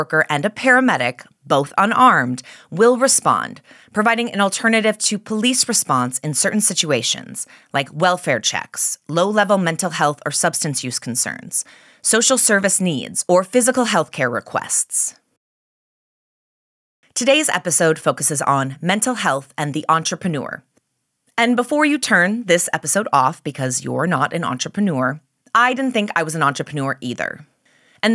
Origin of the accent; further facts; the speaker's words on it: Minnesota, United States; being from Minnesota, but always worrying about sounding like I'm from Canada